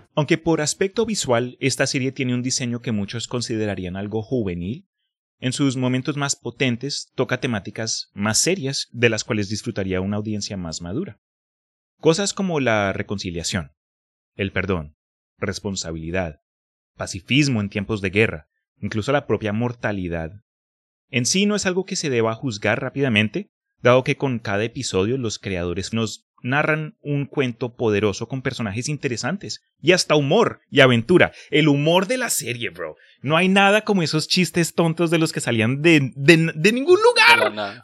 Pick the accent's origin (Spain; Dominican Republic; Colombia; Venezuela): Colombia; now in Texas, United States; crecí en Colombia antes de mudarme acá a Texas